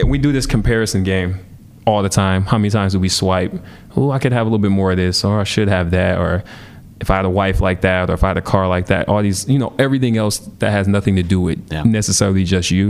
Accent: Milwaukee, Wisconsin, United States; growing up in Milwaukee

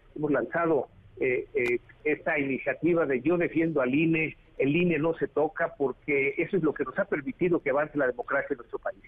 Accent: Mexico

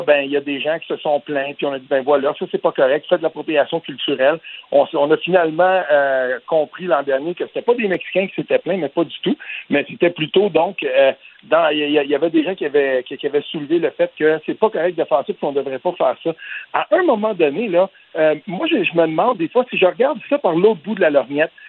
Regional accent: Quebec, Canada; quand on vient du Québec

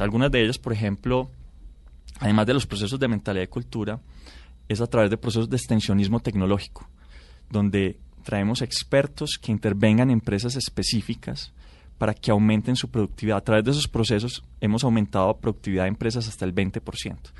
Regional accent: Colombia; nosotros necesitamos cinco colombianos para producir lo que produce un americano

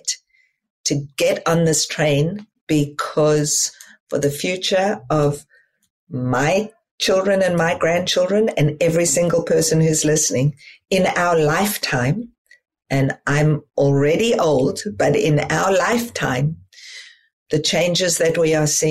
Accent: South Africa; moved away as an adult; as a child and as a young adult growing up in South Africa

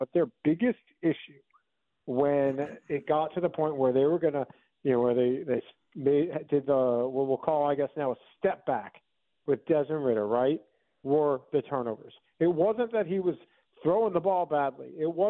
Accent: New York, United States; two schools, two towns that I'm familiar with from growing up on Long Island.

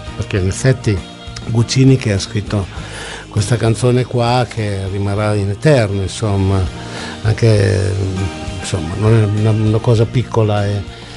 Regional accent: Emilia-Romagna, Italy; io sono emiliano

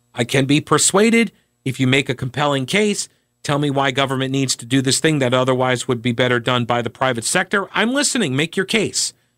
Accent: New York, United States; now in North Carolina, United States; I'm originally from New York

